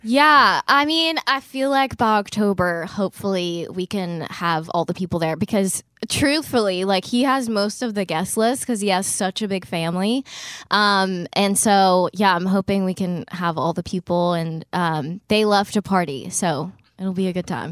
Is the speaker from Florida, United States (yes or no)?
no; Gardendale, Alabama, United States; moved away as an adult; now in Nashville, United States; I'm from Birmingham, but, um, actually from, like, a suburb of Birmingham. It's called Gardendale